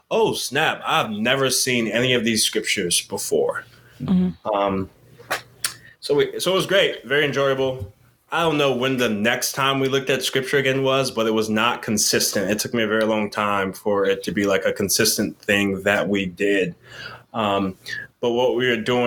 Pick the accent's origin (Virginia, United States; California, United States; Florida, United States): Virginia, United States; Yorktown; also born or lived in Montgomery, Alabama / Richmond, Virginia; I was raised in Yorktown, Virginia, born in Montgomery, Alabama